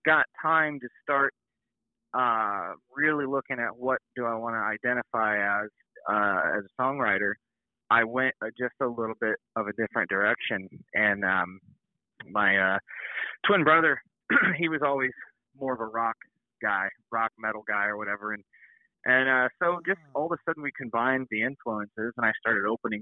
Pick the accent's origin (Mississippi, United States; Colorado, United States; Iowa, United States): Iowa, United States; Burlington; moved away as an adult; also born or lived in Quincy, Illinois / Tennessee; We're actually from Burlington, Iowa. That's where mm-hmm. I kind of grew up, Burlington